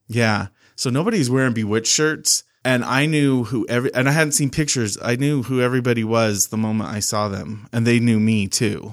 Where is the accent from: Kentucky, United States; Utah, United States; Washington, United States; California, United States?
Utah, United States; West Valley City; I was born in L D S Hospital, and then I grew up in West Valley City, and my mom still lives in that same house